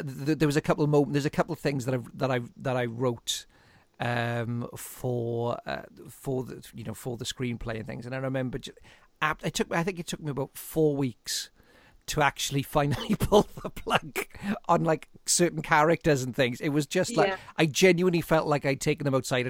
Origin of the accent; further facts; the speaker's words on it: Aberdeen, Scotland, United Kingdom; moved away; originally I'm from Aberdeen.